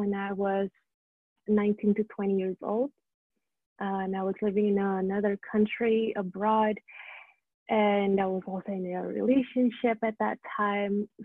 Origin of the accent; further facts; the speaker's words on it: Indonesia; moved away; So I went back to Indonesia, where I'm from